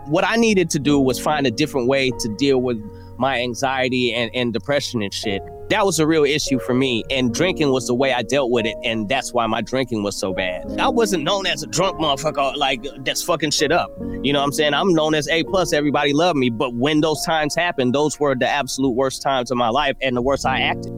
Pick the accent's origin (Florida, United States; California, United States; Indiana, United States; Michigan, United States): California, United States; Oakland; I was growing up in Oakland